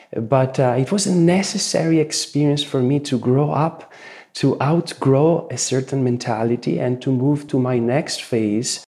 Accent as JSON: {"language": "English", "country": "Italy", "tie": "born or raised there", "said": "the Renaissance values I grew up with here in Italy"}